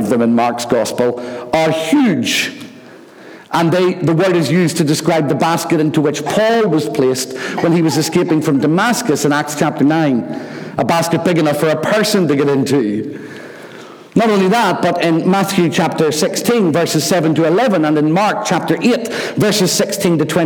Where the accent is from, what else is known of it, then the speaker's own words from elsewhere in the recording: Rathcoole, Northern Ireland, United Kingdom; There was a little stream near where we lived when I was growing up in Rathcoole called the Glen